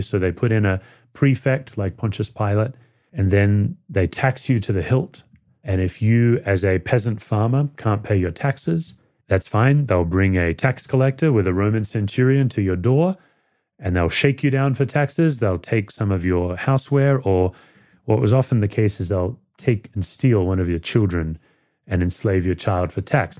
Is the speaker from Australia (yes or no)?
yes; Australia; moved away as an adult; now in United States; When I grew up in Australia as a teenager who felt very lost